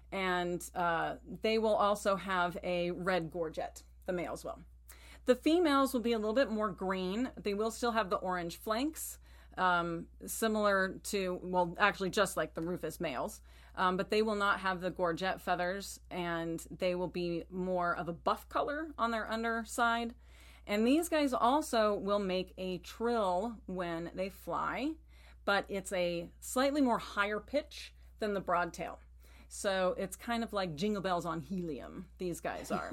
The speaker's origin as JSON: {"language": "English", "region": "Texas", "country": "United States", "tie": "born or raised there", "moved": "yes", "said": "I grew up in Texas"}